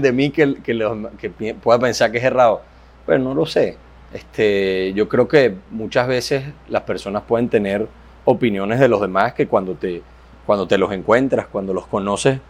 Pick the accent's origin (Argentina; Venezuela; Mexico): Venezuela; somos, somos, jóvenes venezolanos que lo único que estamos trabajando para que el país cambie